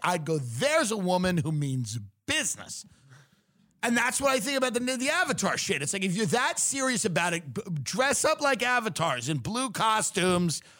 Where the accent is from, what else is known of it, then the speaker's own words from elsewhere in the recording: Long Island, New York, United States; I'm from Long Island where women are very, some of them are very masculine